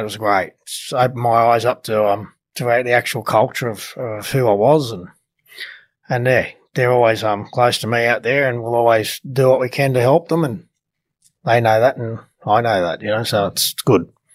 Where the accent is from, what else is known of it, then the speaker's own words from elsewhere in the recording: Sydney, New South Wales, Australia; my growing up in the Eastern Suburbs